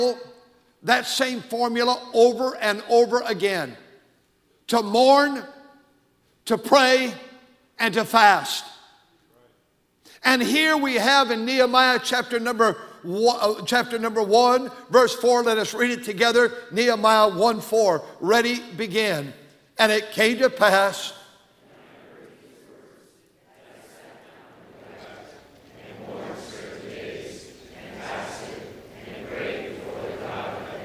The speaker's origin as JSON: {"language": "English", "country": "United States", "said": "I'm an American"}